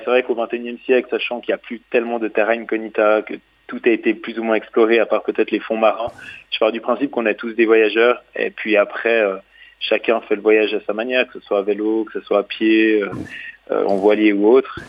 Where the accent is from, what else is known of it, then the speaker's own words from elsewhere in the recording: Switzerland; je suis suisse